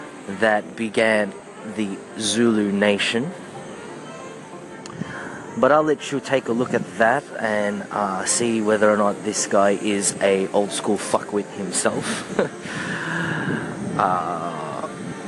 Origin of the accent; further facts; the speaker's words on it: Australia; also born or lived in Philippines (ancestry); I am a Filipino-Australian